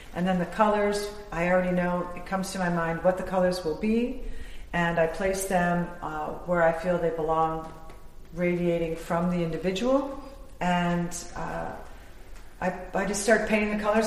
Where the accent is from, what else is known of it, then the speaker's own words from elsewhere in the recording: Ohio, United States; growing up in Ohio